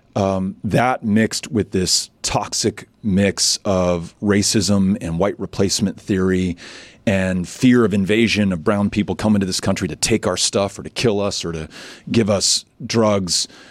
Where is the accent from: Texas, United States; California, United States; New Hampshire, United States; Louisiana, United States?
Texas, United States; El Paso; also born or lived in New York; El Paso, you know, more than a quarter of those who live in my hometown were born somewhere else